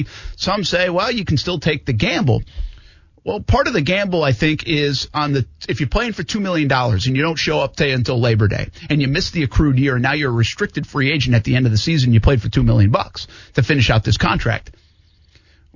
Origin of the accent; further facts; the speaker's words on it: Providence, Rhode Island, United States; now in Jacksonville, United States; my hometown of Providence